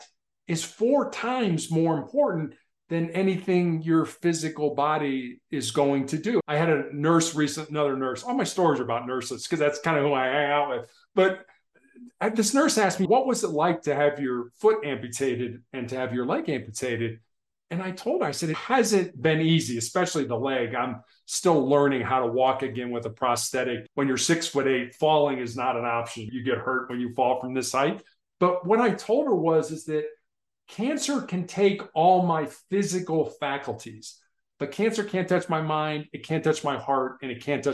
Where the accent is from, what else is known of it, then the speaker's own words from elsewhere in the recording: Chicago, Illinois, United States; I grew up in Chicago